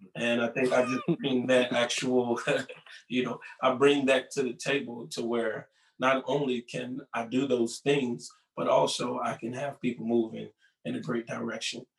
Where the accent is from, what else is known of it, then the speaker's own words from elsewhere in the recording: Newport News, Virginia, United States; Growing up in Newport News, Virginia